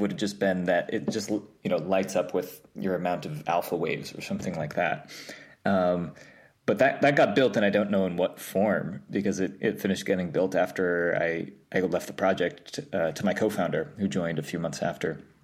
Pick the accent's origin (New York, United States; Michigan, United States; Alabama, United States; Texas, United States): New York, United States; I grew up in New York, um, upstate. Well, w-, w-, well, technically upstate. I, like, an hour above the city